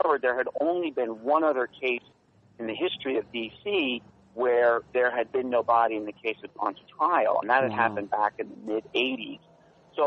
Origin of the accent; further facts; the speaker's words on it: New York, United States; moved away as an adult; also born or lived in Washington, D.C.; I grew up in New York, right outside the city